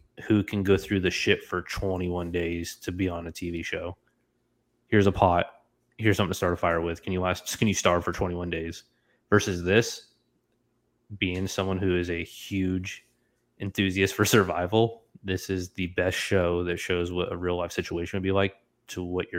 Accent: Florida, United States; moved away as an adult; my entire time growing up in Florida, so for 21 years

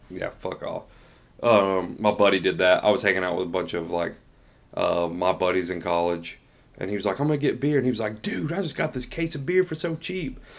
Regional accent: Tennessee, United States; now in Georgia, United States; I'm from Tennessee, but we both live in Georgia

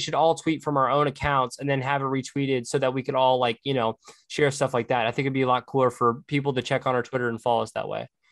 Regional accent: Frisco, Texas, United States; moved away as an adult; also born or lived in Oklahoma

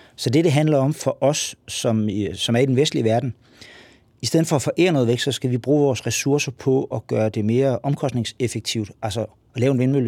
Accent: Lolland-Falster, Zealand, Denmark; Nu kommer jeg fra Lolland Falster.

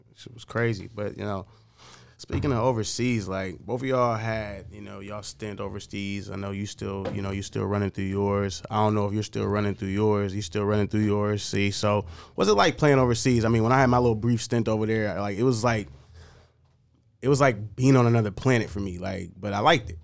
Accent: United States; I'm an American through and through

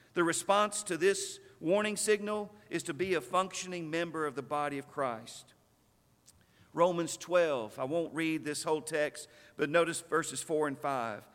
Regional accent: Stanton, Texas, United States; When I was a boy growing up in Stanton, Texas, we lived in the preacher's house

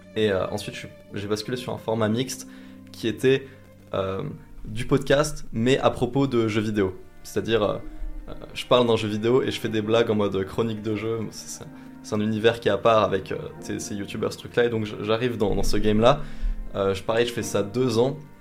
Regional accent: Vosges, Grand Est, France; je viens des Vosges

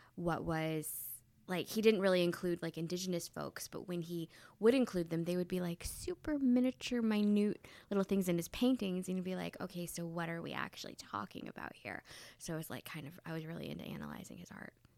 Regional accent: Southeast Michigan, United States; moved away as an adult; also born or lived in Wisconsin / New York; I grew up in Southeast Michigan, but I've lived in Wisconsin and New York at the same time

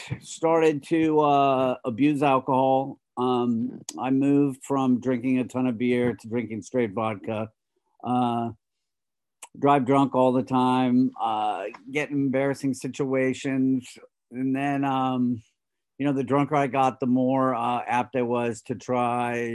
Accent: Los Angeles, California, United States; I grew up in Los Angeles

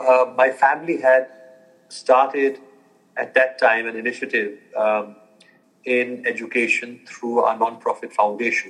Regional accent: Germany; moved away as an adult; also born or lived in United States / New York; I was born and raised in Germany, 18 years there, and then went for university to the U.S.

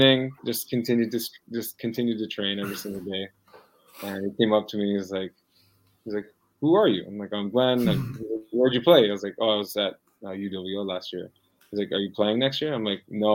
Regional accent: Vancouver, British Columbia, Canada; I was born and raised in Vancouver

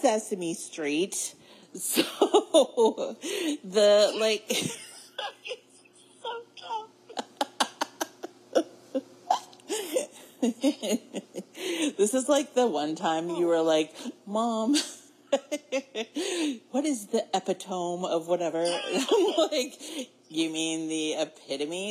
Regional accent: Maine, United States; we're from Maine

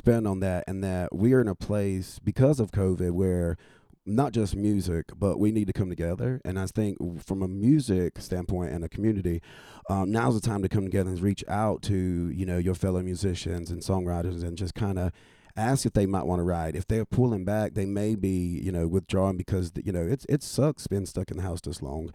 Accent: North Carolina, United States; moved away as an adult; also born or lived in Washington, D.C.; now in Nashville, United States; growing up in North Carolina, moving to D.C., practicing law and living up there, though it became home, it never felt like home

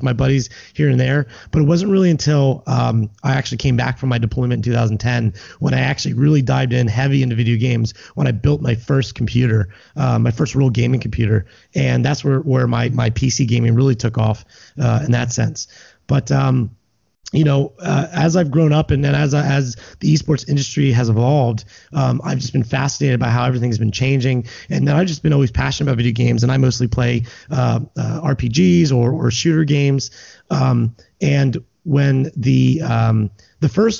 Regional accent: Lancaster, Pennsylvania, United States; now in Philadelphia, United States; I grew up in Lancaster and now I live here in Philadelphia.

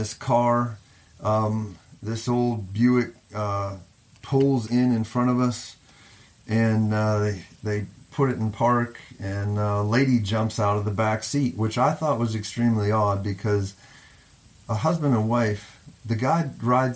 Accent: Johnstown, Pennsylvania, United States; moved away; I was born on David Street

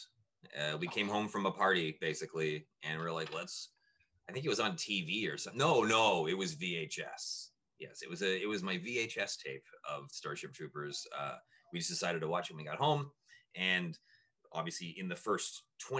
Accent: Whitby, Ontario, Canada; born or raised there

